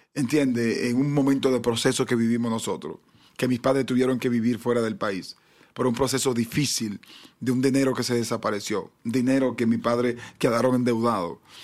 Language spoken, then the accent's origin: Spanish; Dominican Republic; nuestro país también es un país muy deportivo